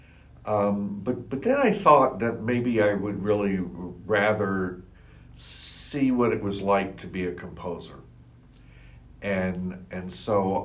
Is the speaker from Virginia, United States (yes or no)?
yes; Staunton, Virginia, United States; also born or lived in Charlottesville, Virginia; he actually ended up moving to Stanton, Virginia